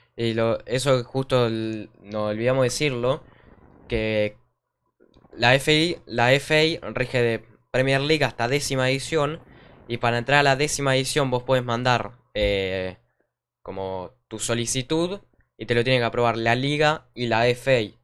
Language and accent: Spanish; Argentina; nosotros que somos de Argentina